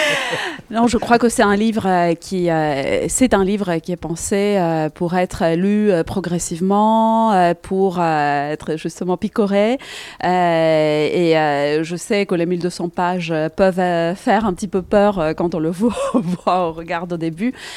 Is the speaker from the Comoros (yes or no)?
no; Greece; moved away; mon pays natal, la Grèce